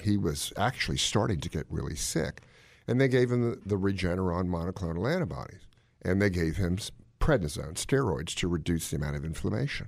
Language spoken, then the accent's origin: English; Washington, District of Columbia, United States; I grew up in Washington, D C.